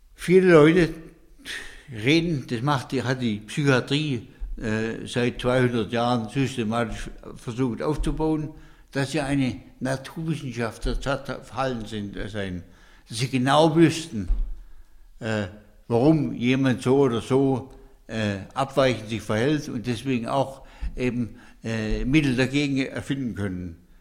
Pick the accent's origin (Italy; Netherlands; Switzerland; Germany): Germany; Hohenlohe, Baden-Württemberg; die Bauernhöfe im Hohenloge, wo ich groß geworden bin